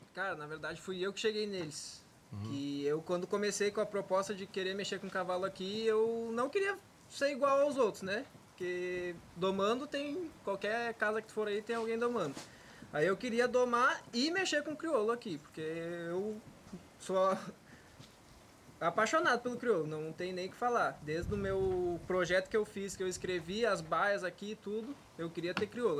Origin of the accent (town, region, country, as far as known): Rio Grande do Sul, Brazil; moved away